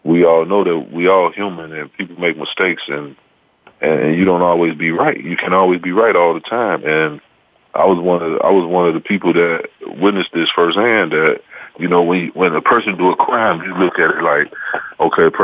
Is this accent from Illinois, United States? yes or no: yes; Chicago, Illinois, United States; I'm from Chicago